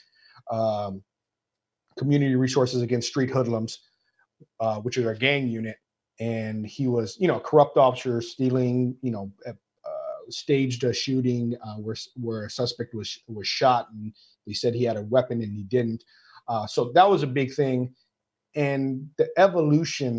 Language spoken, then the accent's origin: English; Maui, Hawaii, United States; moved away as an adult; now in Los Angeles, United States; I'm half Portuguese, half Filipino that grew up in Hawaii.